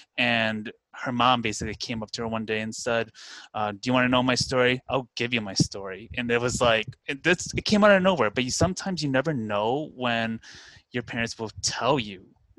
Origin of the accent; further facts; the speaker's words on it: Westmont, Illinois, United States; also born or lived in South Korea / Chicago, Illinois; I'm located in the Chicagoland area, so I currently live outside Chicago. I grew up in Westmont, which is about a good 40 minutes away from the city, and then I had lived in Korea for 3 years from 2009 to 2012 as an English teacher